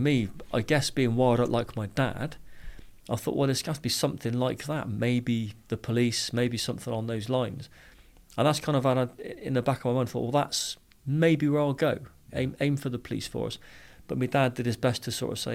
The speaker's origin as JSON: {"language": "English", "town": "Bristol", "region": "South West England", "country": "United Kingdom", "tie": "born or raised there", "accent": "Bristol", "said": "I grew up in Bristol, as you can tell by the accent"}